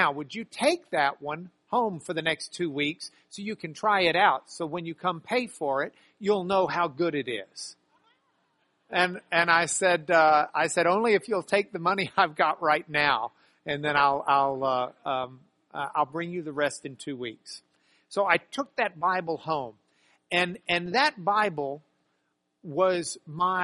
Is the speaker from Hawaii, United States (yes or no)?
no; Lubbock, Texas, United States; I grew up in Lubbock, Texas